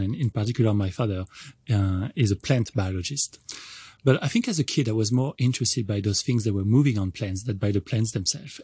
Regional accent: France; English is a second language; moved away as an adult; also born or lived in Montreal, Canada; now in Hong Kong; I'm originally from France, and I started going to college there

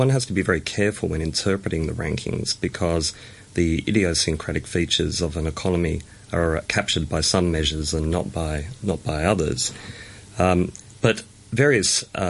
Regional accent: Australia; now in Hong Kong; I grew up in Australia

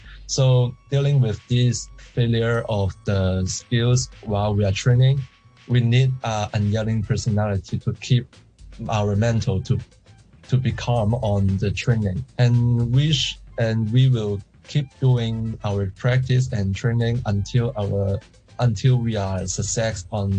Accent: Hong Kong; I'm an athlete from Hong Kong rope skipping.

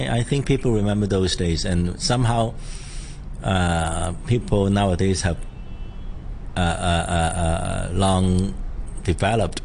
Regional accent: Hong Kong; I grew up in Sham Shui Po

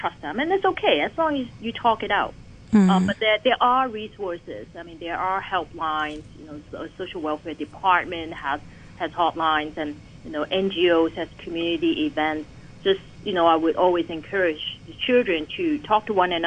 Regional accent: Hong Kong; growing up in Hong Kong

